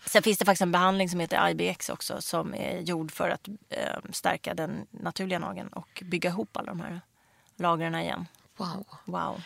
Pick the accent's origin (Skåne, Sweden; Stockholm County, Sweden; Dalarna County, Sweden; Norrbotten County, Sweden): Stockholm County, Sweden; Stockholm; jag kommer liksom från Rinkeby-Kista och hade ingen egentligen ekonomisk backup i det här.